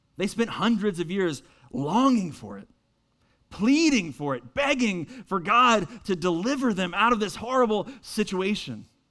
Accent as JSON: {"language": "English", "town": "Winston-Salem", "region": "North Carolina", "country": "United States", "also_born_or_lived": "Boston, Massachusetts", "moved": "as an adult", "lives_now": "Mooresville, United States", "said": "I'm originally from Winston-Salem"}